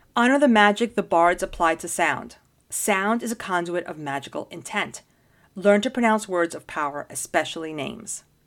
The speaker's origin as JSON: {"language": "English", "town": "New York City", "region": "New York", "country": "United States", "tie": "born or raised there", "said": "I grew up in Washington Heights, which is in Manhattan"}